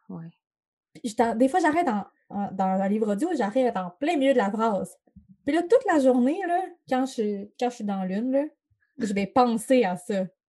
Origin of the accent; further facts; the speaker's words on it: Chicoutimi, Quebec, Canada; ça se passe euh, dans ma ville natale